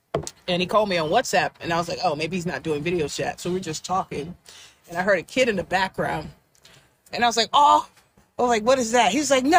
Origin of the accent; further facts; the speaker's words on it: Nigeria; Yeah, I mean, I claim like Nigeria because I am Nigerian.